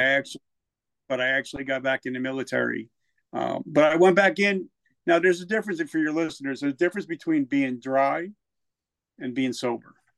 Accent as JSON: {"language": "English", "region": "New Jersey", "country": "United States", "also_born_or_lived": "South Carolina", "moved": "as an adult", "said": "I'm from Jersey, so I had a smart mouth"}